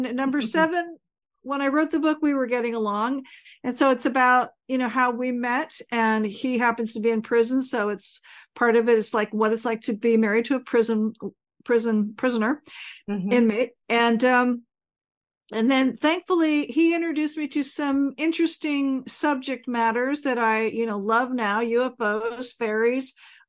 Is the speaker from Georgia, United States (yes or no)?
no; California, United States; now in Portland, United States; I live in Portland, Oregon. I'm formerly from California.